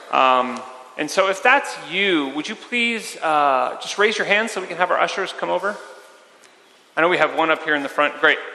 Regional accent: Melbourne, Victoria, Australia; I'm from Melbourne in Australia. I'm on holiday visiting.

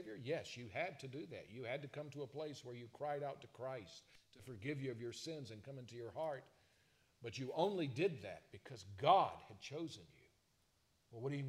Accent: South Carolina, United States; growing up in South Carolina

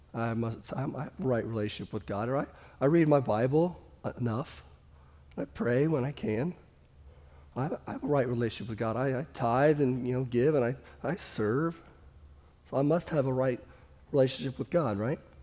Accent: Kansas City, Missouri, United States; I'm from Kansas City

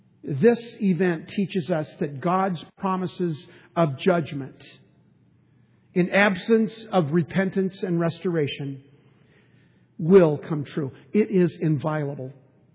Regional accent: San Diego, California, United States; And we grew up in San Diego.

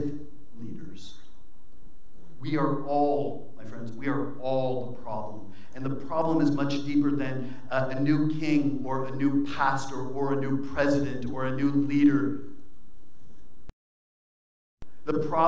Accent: United States; we as American Christians

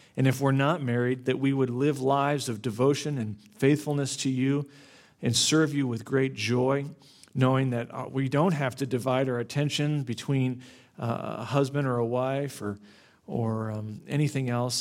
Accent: Florida, United States; I grew up in Florida

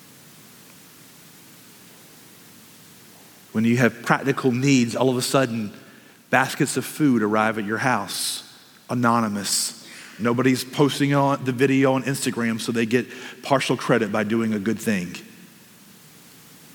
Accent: United States; as American Christians

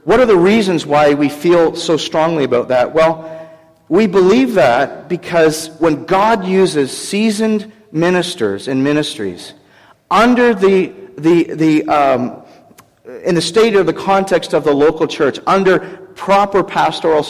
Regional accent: Canada; I'm from Canada

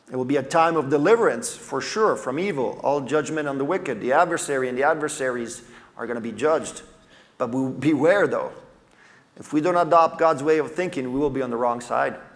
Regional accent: Italy; I grew up in Italy as a missionary kid.

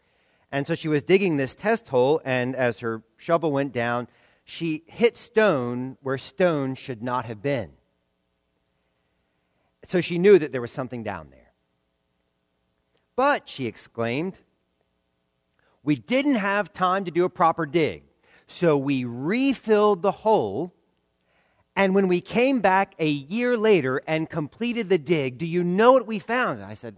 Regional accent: the South, United States; And that last one pains me as a Southerner.

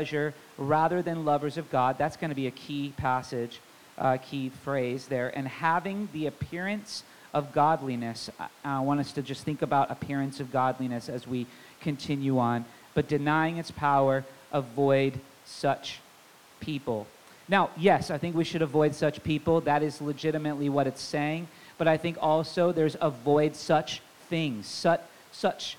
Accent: Tacoma, Washington, United States; I didn't grow up in Federal Way. I grew up in Tacoma, so I do know this area pretty well

